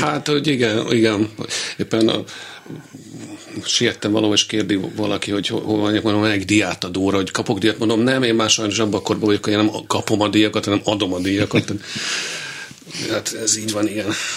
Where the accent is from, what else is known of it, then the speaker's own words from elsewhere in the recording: Hungary; also born or lived in Vienna / Berlin / Paris; magyar vagyok